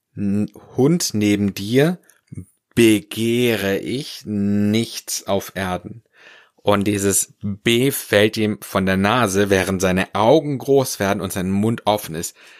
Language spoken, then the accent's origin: German; Swabia, Germany; Ich komme ja aus dem Schwabenland